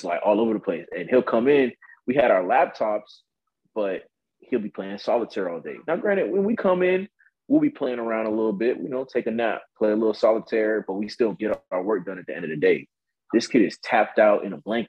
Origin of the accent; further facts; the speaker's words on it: Miami, Florida, United States; moved away as an adult; now in Georgia, United States; I'm from Miami.